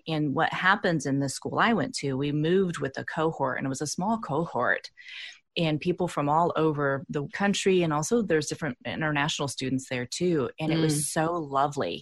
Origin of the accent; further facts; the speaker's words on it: Indiana, United States; also born or lived in Bay Area, California; I'm from the Midwest here in the United States. I'm from Indiana, and there's no transpersonal school here in my state